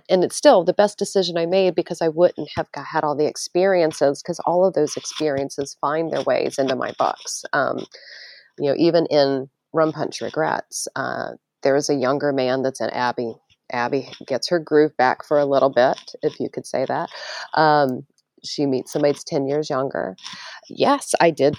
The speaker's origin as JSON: {"language": "English", "region": "Maryland", "country": "United States", "tie": "born or raised there", "moved": "yes", "said": "I grew up in Maryland."}